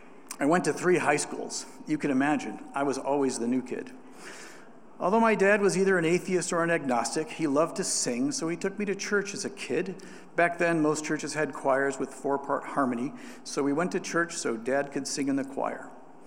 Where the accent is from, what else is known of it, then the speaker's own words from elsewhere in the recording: Ohio, United States; also born or lived in Columbus; I'm an Ohio boy. I was born in Columbus, and I lived most of my life near Lake Erie in north central Ohio.